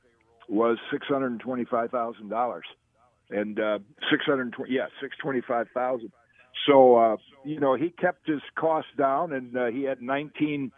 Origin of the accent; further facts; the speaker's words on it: Zeeland, Michigan, United States; growing up in Zeeland